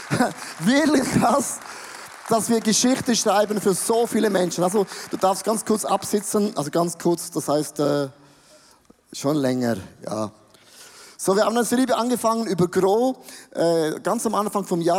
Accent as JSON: {"language": "German", "country": "Switzerland", "said": "wir sind Schweizer"}